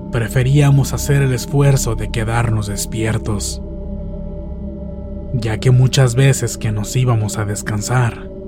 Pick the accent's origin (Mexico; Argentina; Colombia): Mexico; Monterrey, Nuevo León; en la ciudad de Monterrey, Nuevo León, lugar de donde soy originaria.